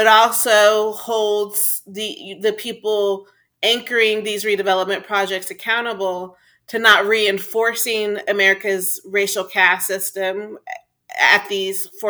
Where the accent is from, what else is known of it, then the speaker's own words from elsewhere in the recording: Texas, United States; my home state of Texas